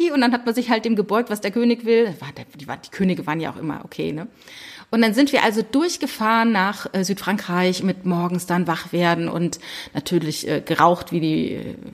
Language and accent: German; Saarland, Germany; born there; ich komme ja ursprünglich aus dem Saarland, also ich bin im Saarland geboren und habe da auch ganz viele